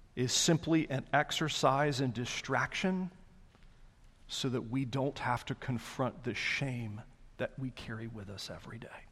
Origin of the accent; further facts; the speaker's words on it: the South, United States; I'm Southerner through and through.